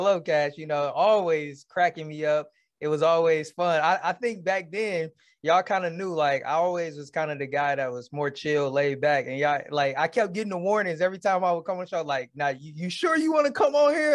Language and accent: English; Detroit, Michigan, United States; born and raised in Detroit, Michigan